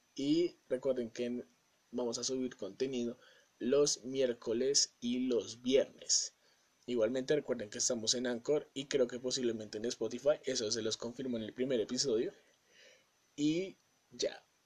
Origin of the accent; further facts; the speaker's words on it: Colombia; soy de Colombia